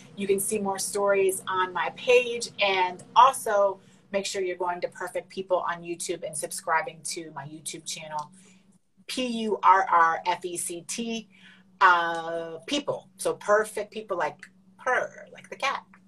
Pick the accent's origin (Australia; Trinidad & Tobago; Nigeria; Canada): Canada; I'm Canadian